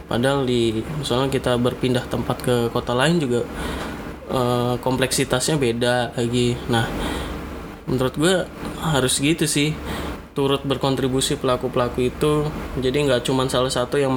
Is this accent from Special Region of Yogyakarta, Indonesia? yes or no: yes; Yogyakarta, Special Region of Yogyakarta, Indonesia; karena gue dari Jogja